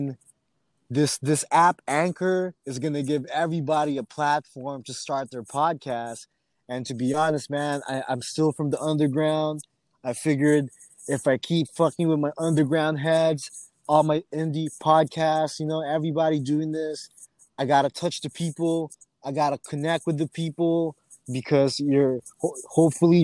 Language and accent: English; Oxnard, California, United States; now in San Diego, United States; growing up in Oxnard in the mid-90s